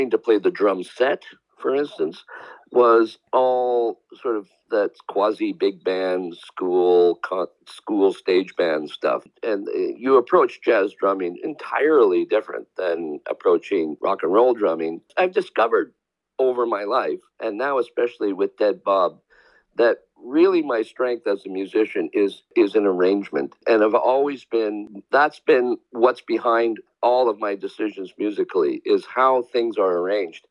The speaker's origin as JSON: {"language": "English", "town": "Victoria", "region": "British Columbia", "country": "Canada", "tie": "born or raised there", "said": "the small scene that we grew up in Victoria, British Columbia"}